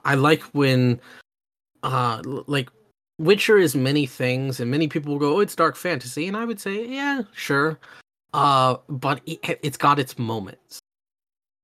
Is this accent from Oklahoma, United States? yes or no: yes; Oklahoma, United States; I grew up in Oklahoma